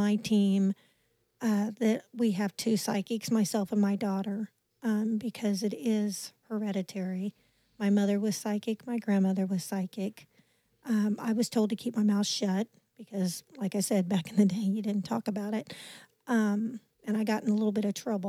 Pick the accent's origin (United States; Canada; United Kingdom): United States; Leavenworth, Kansas; also born or lived in Weston, Missouri; born and raised in Leavenworth, Kansas